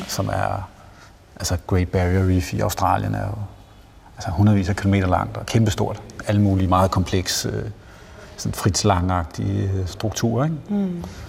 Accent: Jutland, Denmark; now in Copenhagen, Denmark; Jeg er selv jyde

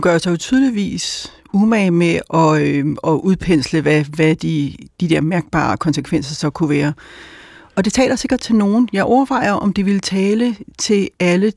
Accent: Albertslund, Capital Region of Denmark, Denmark; jeg voksede op i Bækgården i Alberslund

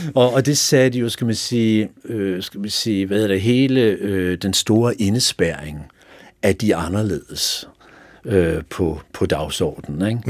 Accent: Fredensborg, Capital Region of Denmark, Denmark; also born or lived in Sweden / Helsingør; er jeg vokset op i boet lidt i Helsingør, men, men, øh, min skolegang har jeg gået i Fredensborg

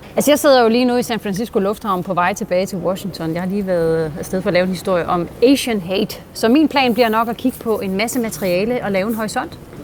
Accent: Denmark; now in United States; ikke bare her i USA, hvor jeg befinder mig, men i hele verden, også hjemme i Danmark

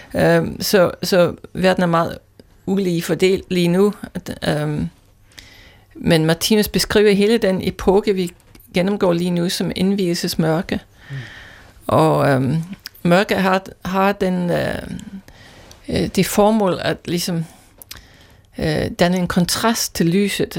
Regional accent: Scotland, United Kingdom; Danish is a second language; moved away as an adult; also born or lived in London; now in Denmark; Ikke oprindeligt, øh, jeg er skotte

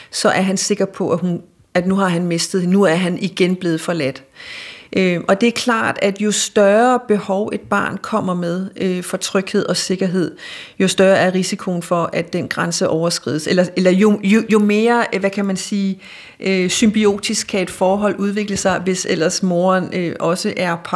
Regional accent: Denmark; hvordan vi som danskere kommer og i talsætter os selv som forældre over grønlænderne

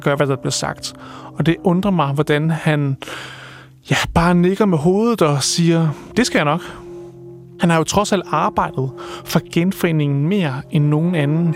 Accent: Viborg, Central Denmark Region, Denmark; now in Aabenraa, Denmark; jeg er fra Viborg, og altså midtjyde

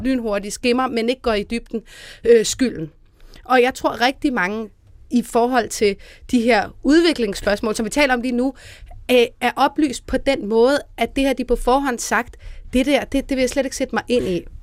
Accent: Denmark; now in Copenhagen, Denmark; i en lille provinsby, hvor jeg kommer fra

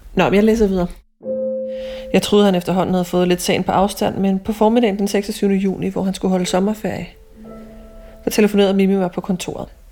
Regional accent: Ølstykke, Capital Region of Denmark, Denmark; moved away; tager jeg mod ølstykke til mit barndomshjem

